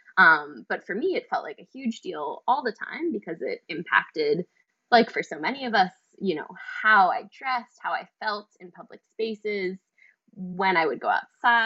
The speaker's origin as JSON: {"language": "English", "town": "New York City", "region": "New York", "country": "United States", "tie": "born or raised there", "said": "growing up in New York City since I was a teenager"}